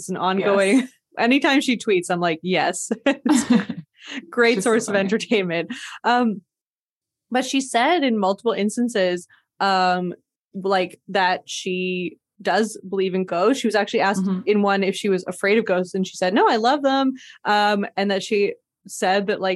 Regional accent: Montreal, Quebec, Canada; Montreal, spooky. I love growing up here

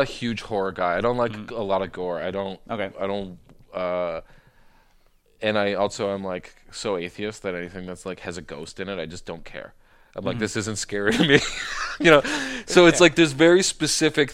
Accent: Prince Edward Island, Canada; I'm from Prince Edward Island

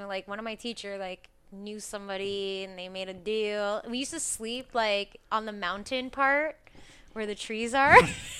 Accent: Montreal, Quebec, Canada; I grew up in LaSalle. I grew up in LaSalle.

